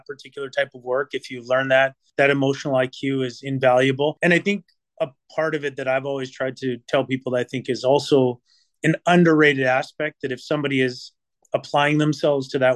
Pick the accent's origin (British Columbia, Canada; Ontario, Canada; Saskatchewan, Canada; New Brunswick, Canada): British Columbia, Canada; Vancouver; also born or lived in Italy / Toronto; now in Burlington, Canada; I am from Vancouver